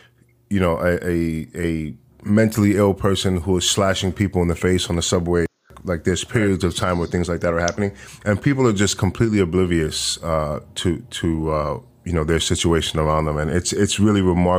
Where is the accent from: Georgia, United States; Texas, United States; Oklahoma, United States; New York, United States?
New York, United States; So I'm from New York, and when I was a teenager, the crime was pretty high.